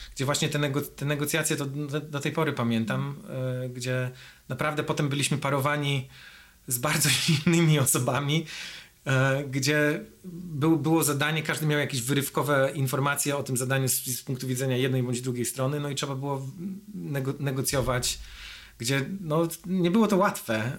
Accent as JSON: {"language": "Polish", "town": "Grudziądz", "region": "Kuyavian-Pomeranian Voivodeship", "country": "Poland", "tie": "born or raised there", "moved": "as an adult", "lives_now": "United States", "said": "Ja jestem z Grudziądza"}